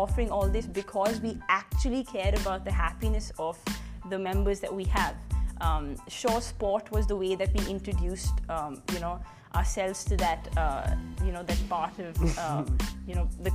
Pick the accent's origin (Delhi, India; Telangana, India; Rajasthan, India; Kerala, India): Delhi, India; also born or lived in Punjab / Exeter, England; I'm from Delhi, born in Punjab, brought up in Delhi. So I've done all my schooling and undergraduation, everything in Delhi itself.